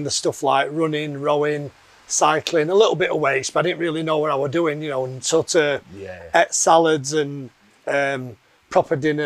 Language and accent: English; Yorkshire and the Humber, United Kingdom; I'm from Yorkshire originally, which you can probably tell by the accent. Brought up by a working class family in a working class town